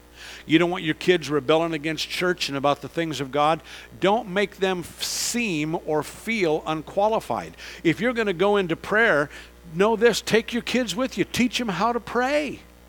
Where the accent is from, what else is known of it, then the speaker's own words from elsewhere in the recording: San Francisco, California, United States; I grew up in this area. I grew up in that area. I grew up in San Francisco.